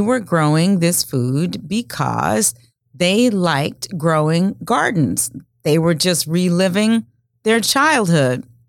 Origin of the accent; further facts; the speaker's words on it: rural Louisiana, United States; now in Omaha, United States; I grew up the oldest of six kids in a small town in rural Louisiana, and we grew most of the food that we ate